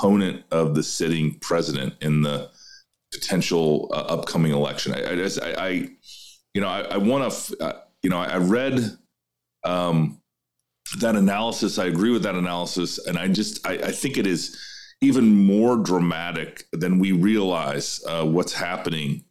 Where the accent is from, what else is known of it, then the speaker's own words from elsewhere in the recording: Iowa, United States; my home state of Iowa